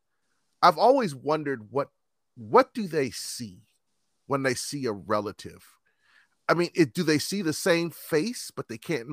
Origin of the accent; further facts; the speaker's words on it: United States; I'm an American